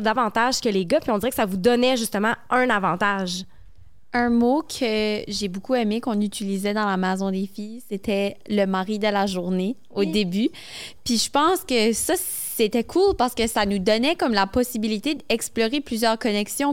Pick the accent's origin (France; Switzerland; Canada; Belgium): Canada; Moncton, New Brunswick; je suis originaire de Moncton, au Nouveau-Brunswick